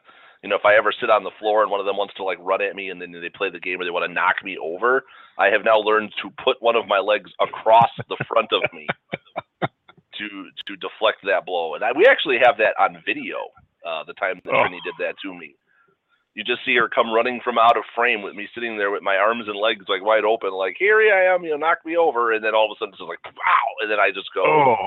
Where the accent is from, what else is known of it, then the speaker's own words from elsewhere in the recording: Chicago, Illinois, United States; when we were in grade school, growing up in Chicago sometime in the early to mid 80s